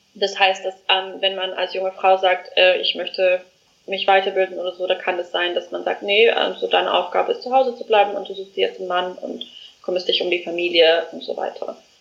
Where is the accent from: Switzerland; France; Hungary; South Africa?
South Africa; moved away as an adult; now in Germany; ich komme aus Südafrika, ähm, bin dort geboren, aufgewachsen und lebe ähm, jetzt schon seit fast vier Jahren in Deutschland